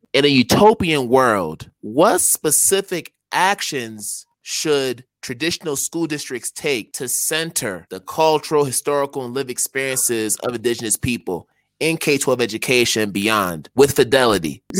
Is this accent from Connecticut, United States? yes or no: yes; Connecticut, United States; moved away as an adult; also born or lived in Philadelphia / Boston; now in Africa; growing up in Connecticut mm-hmm. and then eventually going to Philadelphia and then Boston